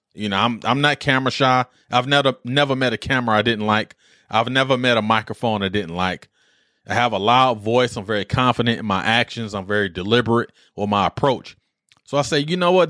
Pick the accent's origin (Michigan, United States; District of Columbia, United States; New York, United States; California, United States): Michigan, United States; Detroit; moved away; growing up in Detroit